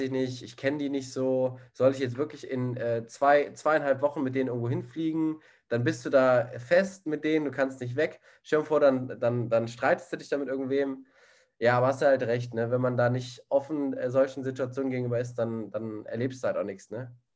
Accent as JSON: {"language": "German", "country": "Germany", "said": "Ich als einziger Deutscher"}